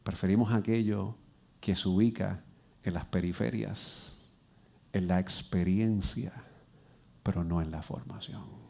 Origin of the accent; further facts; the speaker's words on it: Puerto Rico; Yo soy aquí de las Lomas